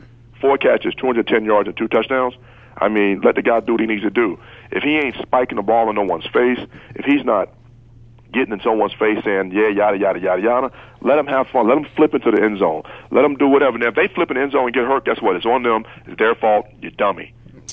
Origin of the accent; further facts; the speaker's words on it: Virginia, United States; when we were growing up in Virginia area